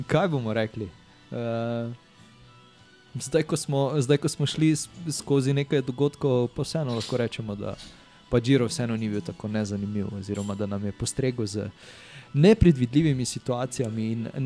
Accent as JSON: {"language": "Slovenian", "country": "Slovenia", "said": "oziroma mi, Slovenci, smo poskrbeli za lepo kuliso"}